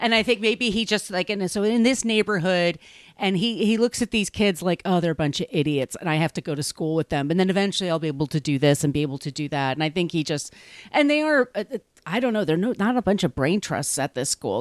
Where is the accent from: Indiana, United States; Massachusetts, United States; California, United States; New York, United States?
New York, United States; Long Island; also born or lived in Park Slope, Brooklyn; now in Brooklyn, United States; I grew up in Long Island, and everybody I knew was either Jewish or Catholic